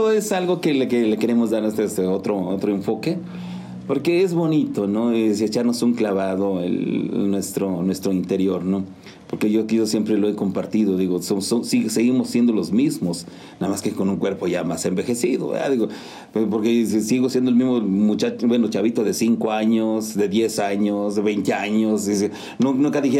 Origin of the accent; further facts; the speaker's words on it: Santa María Tlahuitoltepec, Oaxaca, Mexico; Pues yo soy originario de Santa María Tlahuitoltepec, Mije, Mijes, Oaxaca.